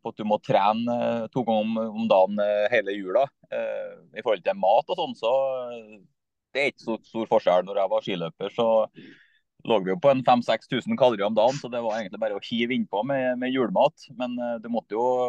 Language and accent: Norwegian; Skogn, Trøndelag, Norway; moved away as an adult; now in Trondheim, Norway; Jeg er fra Skogn i Nord-Trøndelag, eh, men har bodd i Trondheim nå i snart eh, ja, 20 år.